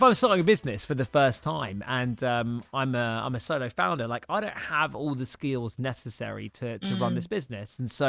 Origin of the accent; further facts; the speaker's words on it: United Kingdom; we're both British